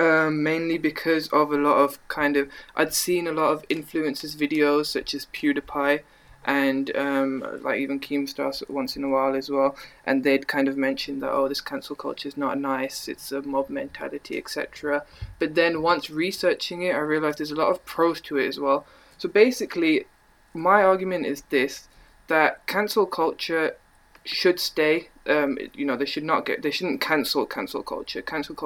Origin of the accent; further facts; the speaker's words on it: Birmingham, West Midlands, United Kingdom; accent: Brummy; I'm from Birmingham, but I'm sorry, the Brummy accent's not